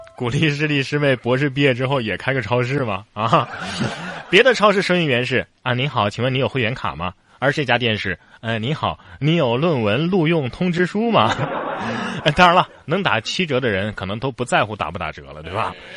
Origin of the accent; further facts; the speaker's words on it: Northeast China, China; 俺们东北人